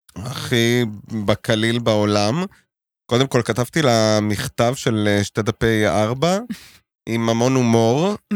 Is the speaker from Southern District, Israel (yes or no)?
no; Jerusalem, Jerusalem District, Israel; now in Tel Aviv, Israel; גדלתי בקטמון, בירושלים